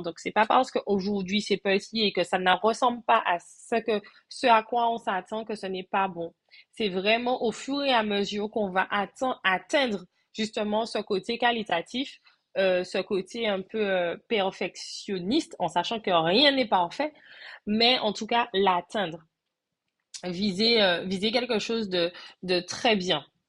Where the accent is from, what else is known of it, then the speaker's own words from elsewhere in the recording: Martinique; je suis de la Martinique, je réside également en Martinique